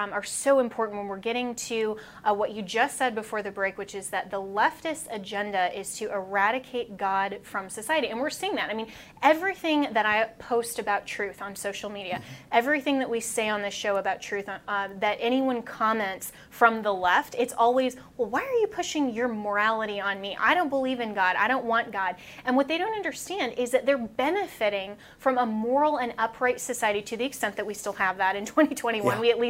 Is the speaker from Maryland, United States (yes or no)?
no; Colorado, United States; That's my home state.